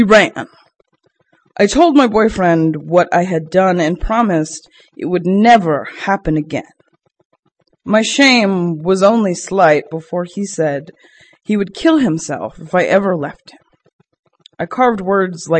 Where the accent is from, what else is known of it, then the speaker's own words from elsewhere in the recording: Boston, Massachusetts, United States; now in Brooklyn, United States; to a Bostonian is a little bit rough to deal